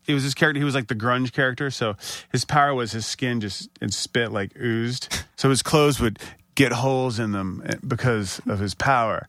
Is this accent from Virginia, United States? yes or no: yes; Northern Virginia, United States; I'm from Northern Virginia